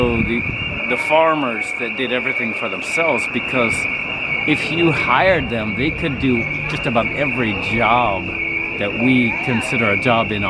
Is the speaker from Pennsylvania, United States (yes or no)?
yes; Philadelphia, Pennsylvania, United States; I'm from Philadelphia.